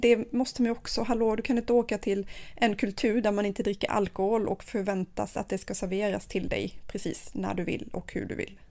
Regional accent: Sweden; hemma i Sverige

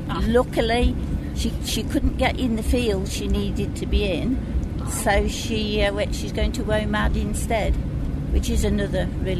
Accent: Birmingham, West Midlands, United Kingdom; I'm from Birmingham, UK.

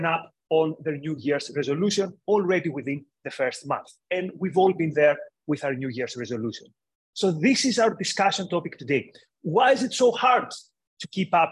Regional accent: Greece; moved away as an adult; also born or lived in United Kingdom; I grew up in Greece, and then I lived for years in the UK

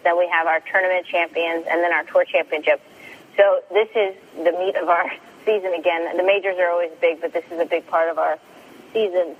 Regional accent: Sacramento, California, United States; my hometown, Sacramento

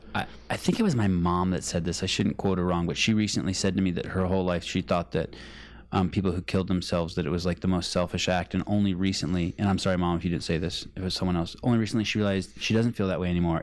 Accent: California, United States; I was from California

